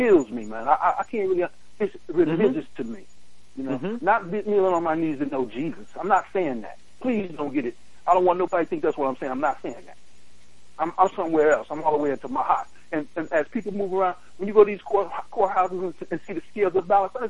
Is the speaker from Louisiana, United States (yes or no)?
no; New York City, New York, United States; I grew up in Brooklyn, East New York